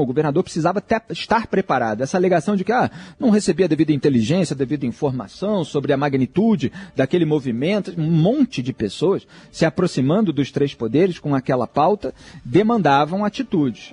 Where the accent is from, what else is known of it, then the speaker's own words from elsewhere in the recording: Brazil; Eu, como brasileiro que acompanha as autoridades públicas